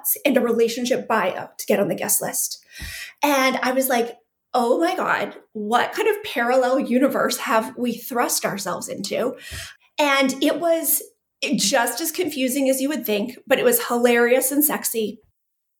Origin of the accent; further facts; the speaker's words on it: southwestern Manitoba, Canada; also born or lived in Calgary, Alberta; So I am Canadian, born and raised, actually born in Calgary. I grew up in Manitoba, super small town, southwestern Manitoba.